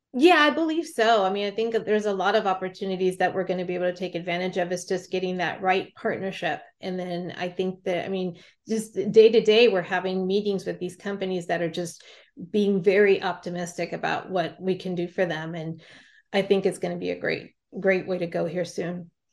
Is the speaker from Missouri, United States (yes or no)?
no; California, United States; now in Montana, United States; I grew up and lived in California and then Montana for a majority of my life